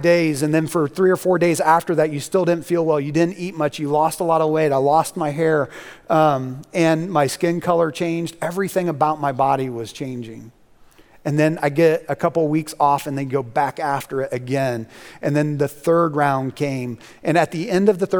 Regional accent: Indiana, United States; moved away; the place that I grew up in Indiana

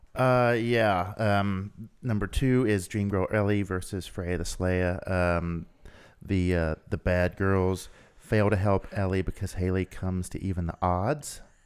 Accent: Southern Ohio, United States; moved away; Southern Ohio, about five minutes from my hometown

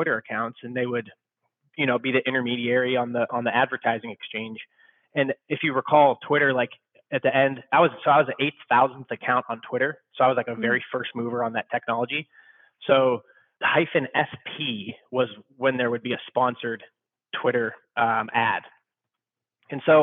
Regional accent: Youngstown, Ohio, United States; moved away as an adult; also born or lived in Chicago; I'm originally from Youngstown, Ohio. Went to YSU

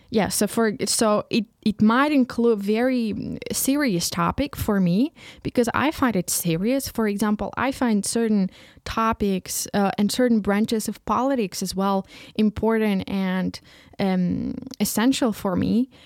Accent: Ukraine; first language Ukrainian; English is a second language; moved away as an adult; now in Leipzig, Germany; I was raised and born in Ukraine and just living here.

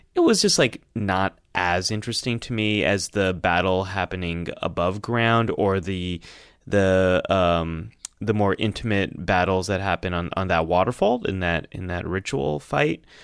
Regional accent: California, United States; I grew up in, here in America, um, in California, but my, my family, the ethnic heritage is from Pakistan

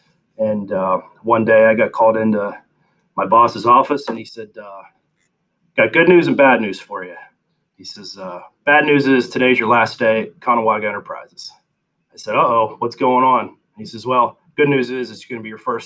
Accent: South Central Pennsylvania, United States; growing up in South Central Pennsylvania

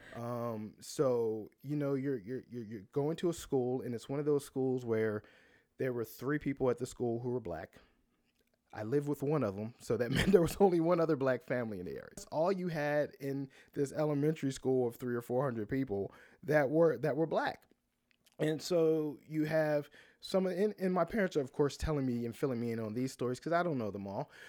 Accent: Baltimore, Maryland, United States; now in Atlanta, United States; I grew up in Baltimore, and I grew up in the city, not outside the city

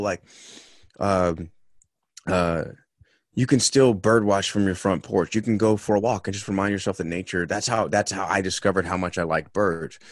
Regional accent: Los Angeles, California, United States; moved away as an adult; also born or lived in Salt Lake City; now in Boston, United States; I grew up in Los Angeles in the eighties and nineties

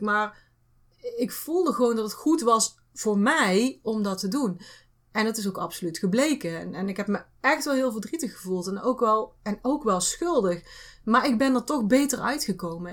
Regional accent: North Brabant, Netherlands; wij uit Brabant komen

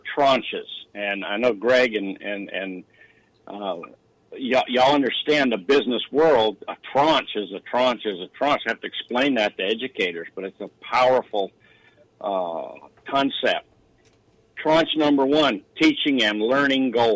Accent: Sacramento, California, United States; moved away; also born or lived in Denver; I was born in Denver and I grew up in Sacramento

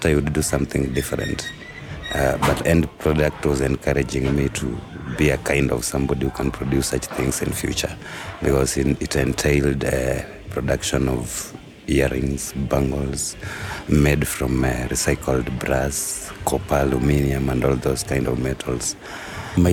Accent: Nairobi, Kenya; I come from Dandora.

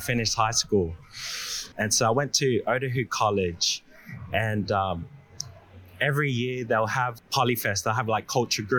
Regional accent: Sydney, New South Wales, Australia; also born or lived in New Zealand; I was born in New Zealand, moved into Australia when I was six, and I've pretty much got myself with the wrong crowd in Blacktown.

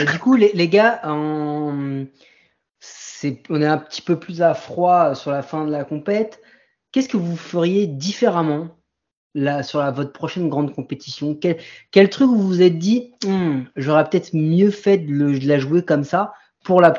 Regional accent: France; on était les gars, on est français.

